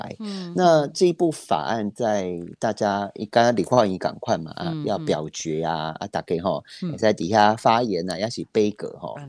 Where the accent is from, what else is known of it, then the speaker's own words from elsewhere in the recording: Taiwan; 因为咱都是台湾人。